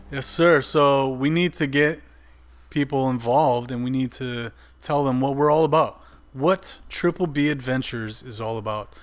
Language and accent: English; Wisconsin, United States; I grew up in a small farming village in, in Wisconsin